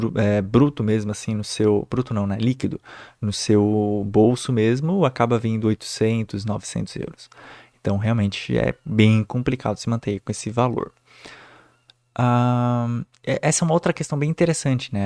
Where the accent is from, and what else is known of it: Brazil; moved away as an adult; now in Germany